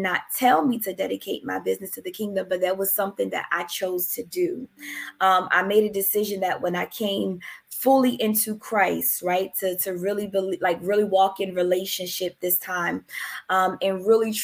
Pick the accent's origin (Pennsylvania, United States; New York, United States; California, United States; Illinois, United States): Pennsylvania, United States; Philadelphia; now in New Jersey, United States; I am originally from Philadelphia, but I reside in New Jersey